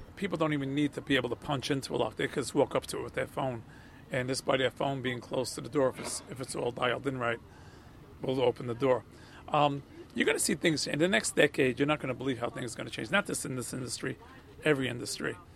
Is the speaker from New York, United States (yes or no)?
yes; New York City, New York, United States; also born or lived in Elizabeth Street, Manhattan; I was born on Elizabeth Street, but then we moved to Astoria.